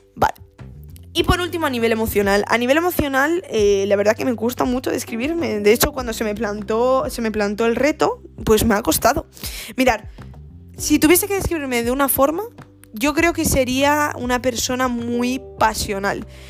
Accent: Gijón, Asturias, Spain; moved away as an adult; now in Granada, Spain; yo eh, nací en, una ciudad al norte de, de España, en Asturias, se llama Gijón. Y eh, bueno, desarrollé en, Gijón toda mi vida

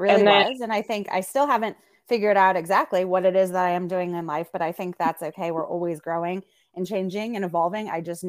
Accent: Chicago, Illinois, United States; moved away as an adult; also born or lived in Charleston, South Carolina / Wanaka, New Zealand; So I'm originally from Chicago, the Northwest suburbs, grew up there, and I came down to Charleston to play soccer at the College of Charleston many moons ago now, 20 years ago this year.

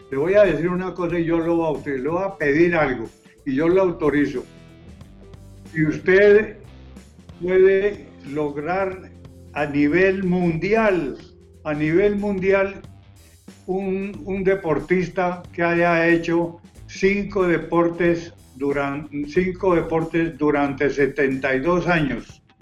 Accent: Colombia; ya saben que soy de Colombia.

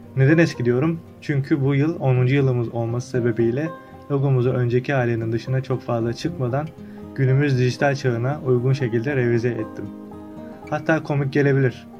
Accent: Çan, Çanakkale, Turkey; Çanakkale'de dünyaya gözlerimi açmışım. Çanakkale'nin Çan ilçesinde büyüdüm ve halen burada yaşamaktayım

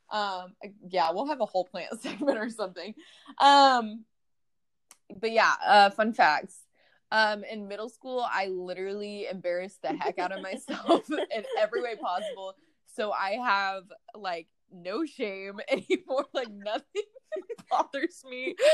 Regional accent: San Antonio, Texas, United States; also born or lived in Arizona; so I'm from San Antonio. Um, I was born in San Antonio, moved to Arizona because I was military brat, and then um, moved back to San Antonio after living in Arizona for four years and lived in San Antonio for another eight years.

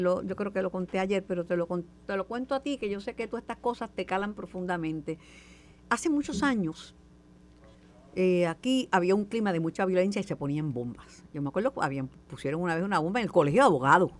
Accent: Puerto Rico; Como buena boricua

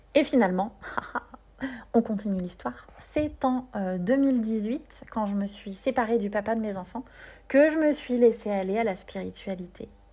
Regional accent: Nevers, Bourgogne-Franche-Comté, France; Nevers, euh, là où j'ai grandi

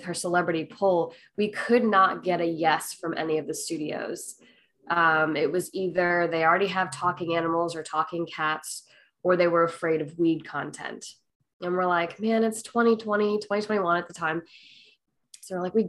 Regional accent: Missouri, United States; I'm from Missouri.

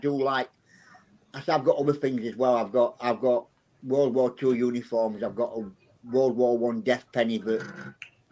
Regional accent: Barnsley, Yorkshire and the Humber, United Kingdom; I'm from a little town in England called Barnsley, which is in County of South Yorkshire

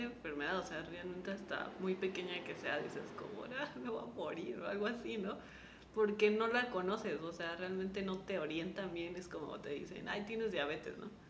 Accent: Mexico; como mexicanos

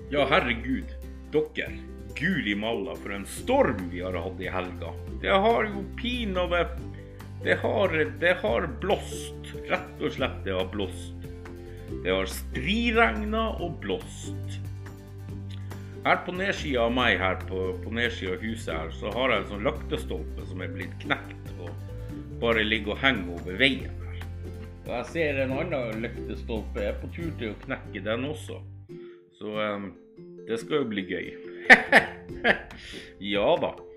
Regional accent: Northern Norway, Norway; jeg er nordlending

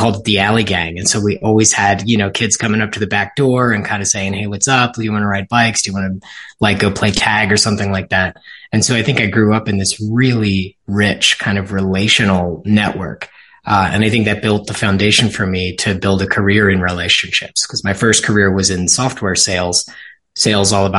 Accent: Ridley Park, Pennsylvania, United States; I was born and raised in Ridley Park, which is in Delco, Pennsylvania, just outside of Philadelphia, Delaware County

